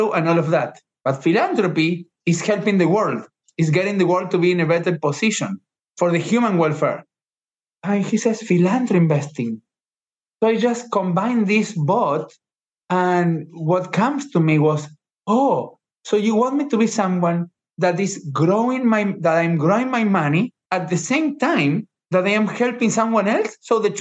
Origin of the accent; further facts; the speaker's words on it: Argentina; moved away as an adult; now in United States; I was born in Argentina